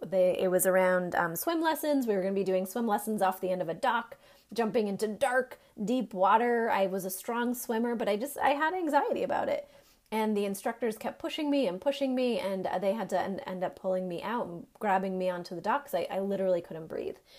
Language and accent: English; Maine, United States; moved away as an adult; now in North Carolina, United States; I am from Maine